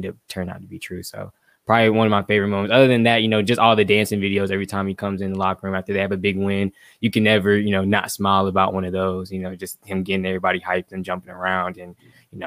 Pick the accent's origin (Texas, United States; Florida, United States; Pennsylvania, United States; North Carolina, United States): North Carolina, United States; Greensboro; I grew up in North Carolina a little bit, born in Greensboro, got family all over the state